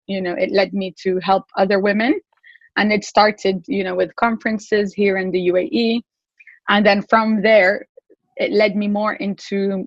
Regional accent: Morocco; moved away; also born or lived in England; I'm also British, but I'm originally Moroccan and I grew up in Morocco

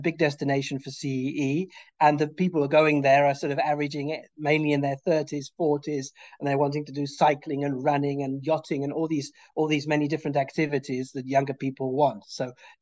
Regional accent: United Kingdom; I'm British

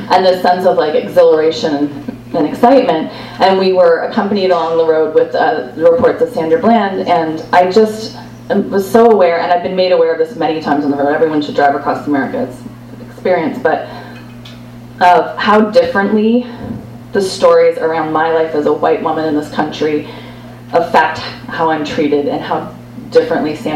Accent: Canada; now in United States; I am Canadian, so I'm technically, I'm technically an immigrant.

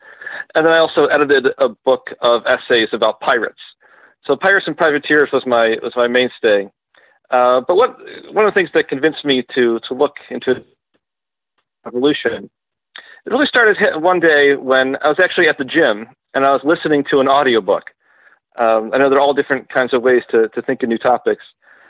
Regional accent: Western New York, United States; moved away as an adult; now in Orlando, United States; I'm originally from Western New York, and I grew up there

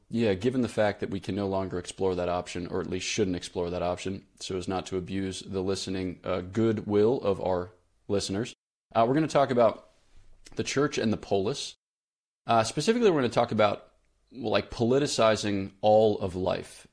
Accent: Newtown, Pennsylvania, United States; moved away as an adult; also born or lived in Washington, D.C.; now in Switzerland; I grew up in Newtown, Pennsylvania

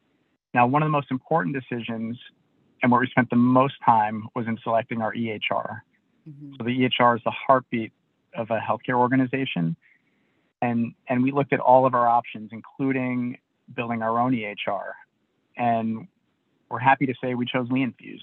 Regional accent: New York City, New York, United States; moved away; I'm from New York City originally

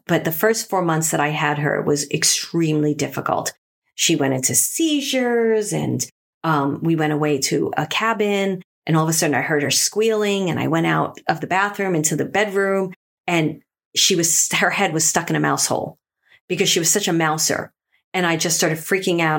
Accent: New York City, New York, United States; They were my friends that I grew up with in Brooklyn

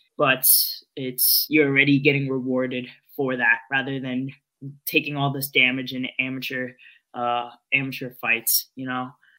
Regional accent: Philippines; being Filipino, especially on the stand-up part, boxing, like Manny Pacquiao was, you know, part of your childhood growing up.

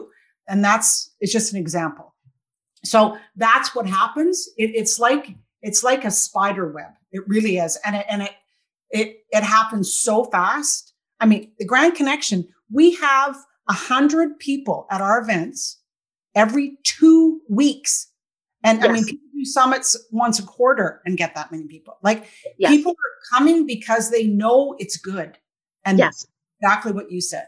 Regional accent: Victoria, British Columbia, Canada; now in Kelowna, Canada; I grew up in Victoria, and now I live in Kelowna

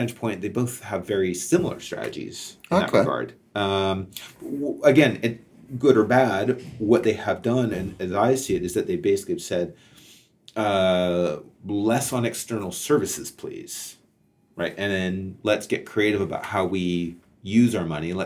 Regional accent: Canada; as a Canadian

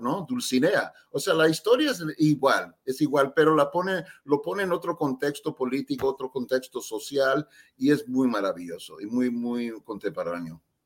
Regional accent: San Francisco, California, United States; also born or lived in El Salvador; no sabía español cuando estaba creciendo en, en, San Francisco, ¿no? Con mis padres

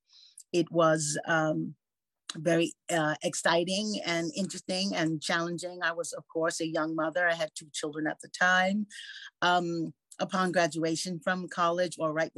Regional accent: New York City, New York, United States; moved away as an adult; now in Phoenix, United States; I'm from New York. I'm a New York girl. I grew up in Spanish Harlem.

